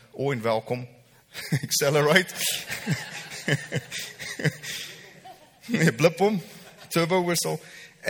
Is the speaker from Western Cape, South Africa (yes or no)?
no; Welkom, Free State, South Africa; moved away; I grew up in Welkom.